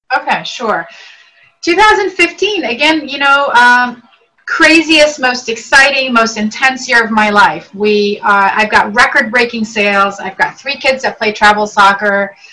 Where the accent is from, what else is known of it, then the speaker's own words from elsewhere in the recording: Northern Virginia, United States; English is a second language; also born or lived in Beirut, Lebanon; Came here when I was age eight into northern into the Northern Virginia area, and I've been here ever since. And learned English